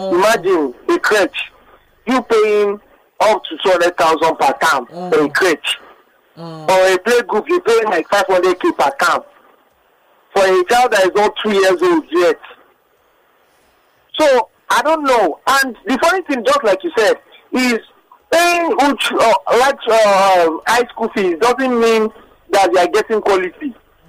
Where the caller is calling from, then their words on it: Kenya; I'm calling from Kenya.